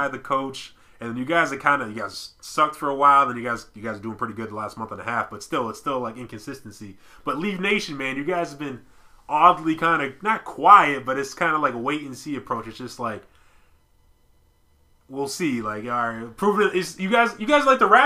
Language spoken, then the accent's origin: English; Boston, Massachusetts, United States; I'm from Boston